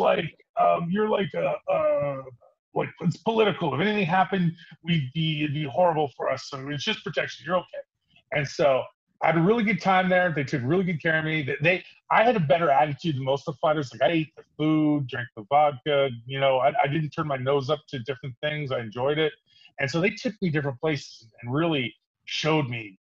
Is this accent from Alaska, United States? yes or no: yes; Fairbanks, Alaska, United States; moved away as an adult; also born or lived in California; I grew up in Fairbanks, Alaska, where the men are men and the stills are nervous